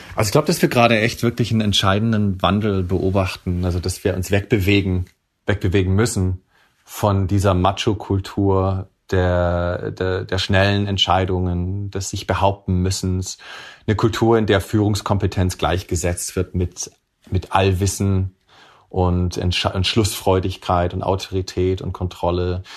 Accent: Swabia, Baden-Württemberg, Germany; moved away; also born or lived in Silicon Valley; ich bin ein Kind der Mittelschicht, der Mittelschicht sozusagen aus Schwaben

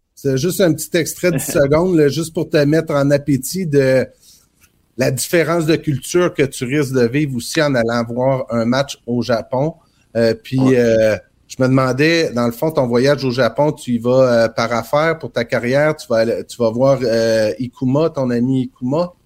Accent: Trois-Pistoles, Quebec, Canada; je suis originaire de Trois-Pistoles dans le Bas-Saint-Laurent

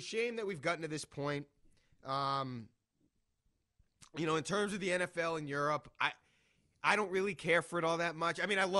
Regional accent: Boston, Massachusetts, United States; I'm from Boston.

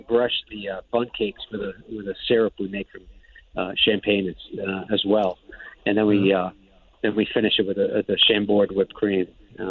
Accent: Providence, Rhode Island, United States; I'm originally from Providence, Rhode Island

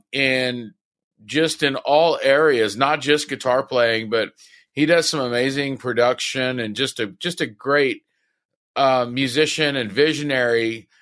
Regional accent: Victoria, British Columbia, Canada; Weston's from my hometown of Victoria, like I said.

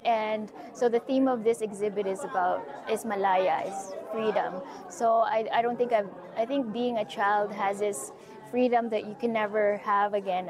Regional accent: Philippines; now in Canada; my childhood growing up in the Philippines.

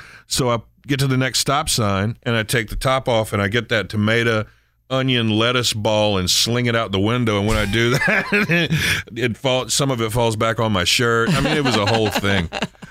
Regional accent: Maryland, United States; accent: Eastern Shore; my accent comes back a little bit, but I wouldn't call it Baltimore. It's Eastern Shore.

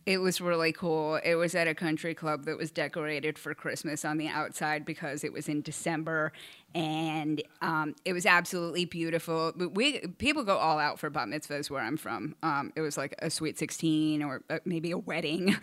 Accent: Port Chester, New York, United States; moved away as an adult; also born or lived in Westchester County, New York; I was born in Portchester, you know, New York at United Hospital

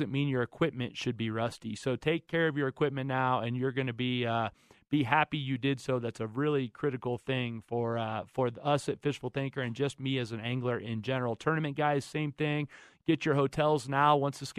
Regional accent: Florida, United States; Florida, my home state

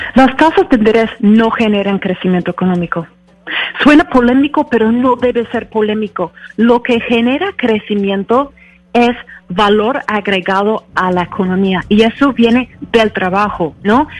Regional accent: United States; en mi país, en los Estados Unidos

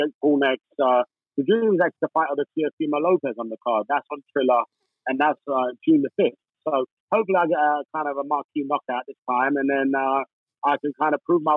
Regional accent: Hounslow, London, United Kingdom; I grew up in Hounslow and was a dishwasher, five of us in a studio.

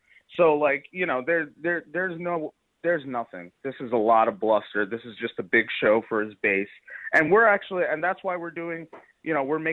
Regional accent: New York City, New York, United States; I'm from Staten Island

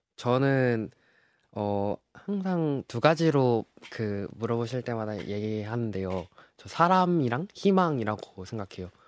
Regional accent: Jeju, South Korea; moved away as an adult; now in Seoul, South Korea; 저는 서울대학교 역사학부에 재학 중인 어, 제주에서 온

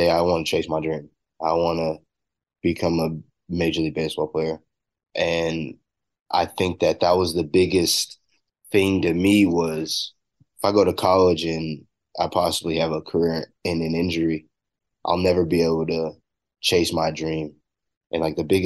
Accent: Corona, California, United States; I'm coming from California

